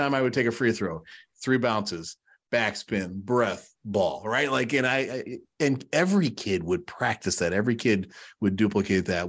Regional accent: Chicago, Illinois, United States; kid growing up in Chicago

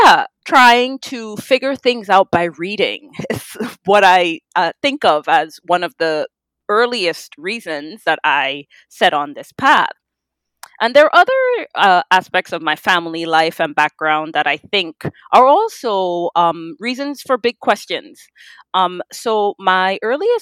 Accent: Trinidad & Tobago; the gift of being Trinidadian

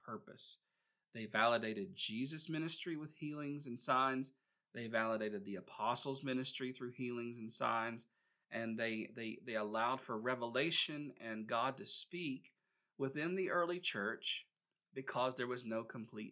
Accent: Gastonia, North Carolina, United States; my hometown in Gastonia, North Carolina

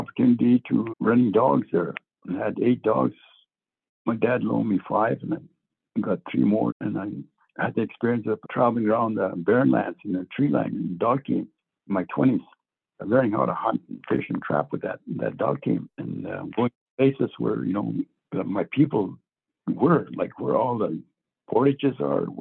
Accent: Tsitsikea First Nation, Northwest Territories, Canada; I am from Tsitsikea First Nation within the Quechua territory. I was born out there in the land with the help of my relatives

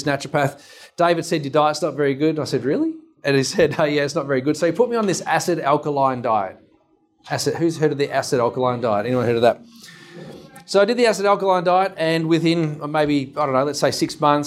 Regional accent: Dandenong, Victoria, Australia; also born or lived in Mount Gambier; Mum and Dad took me to Dandenong, which we thought might be better. And we grew up in Dandenong.

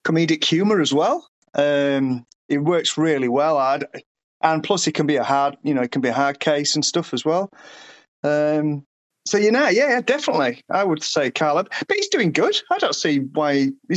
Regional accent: United Kingdom; moved away; I'm British originally

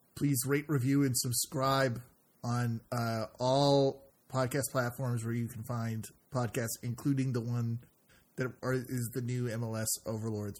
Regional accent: Canada; as a Canadian

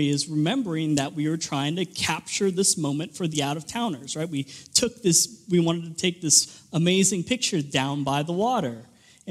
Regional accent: Southern California, United States; moved away; I grew up in Southern California, about 20 minutes from the beach

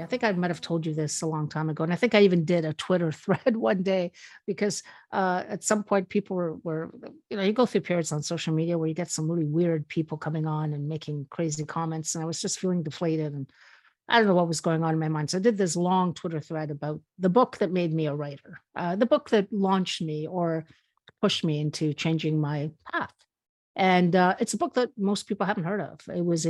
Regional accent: Spain; also born or lived in Canada; And although I was born in Spain, I've lived a lot of my life in Canada, even though I did do high school in Spain.

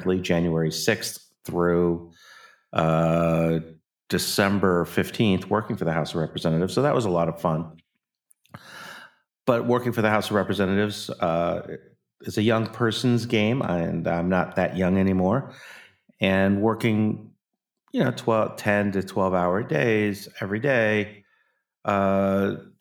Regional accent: United States; I am an American

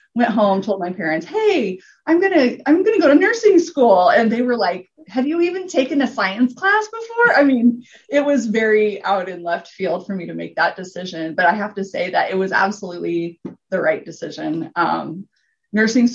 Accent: Gering, Nebraska, United States; also born or lived in Lincoln, Nebraska; I was born and raised in Gearing, Nebraska, which is a little town in the panhandle

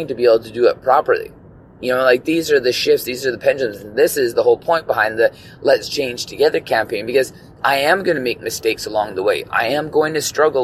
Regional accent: British Columbia, Canada; all of us as, you know, BC residents

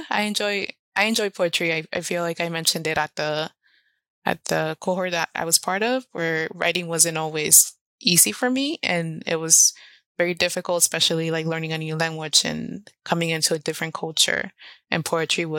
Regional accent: Los Angeles, California, United States; English is a second language; also born or lived in Orizaba, Veracruz, Mexico / San Francisco / Oakland / Portland; So I've been raised

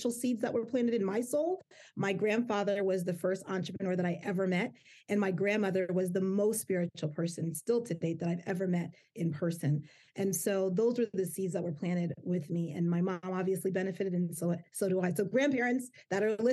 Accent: United States; my family came from Jamaica, my mom and my dad, and I was born here in the United States

